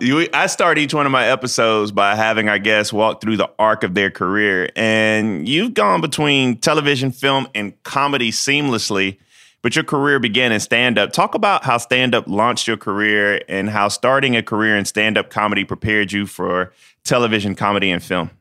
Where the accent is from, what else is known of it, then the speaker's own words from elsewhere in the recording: Denmark, South Carolina, United States; As a kid from the big city of Denmark, South Carolina, where I got three stoplights and a blinking light